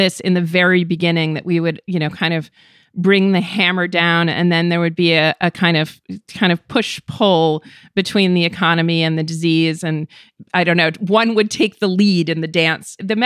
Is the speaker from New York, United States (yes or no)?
yes; New York, United States; me as a New Yorker